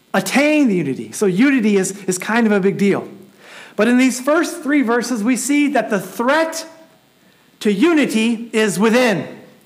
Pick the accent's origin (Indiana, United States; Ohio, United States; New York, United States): Indiana, United States; Elkhart; I grew up in Elkhart.